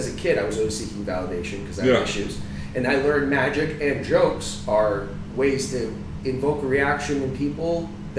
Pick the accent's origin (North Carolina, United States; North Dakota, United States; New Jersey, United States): New Jersey, United States; now in Florida, United States; I'm from Jersey.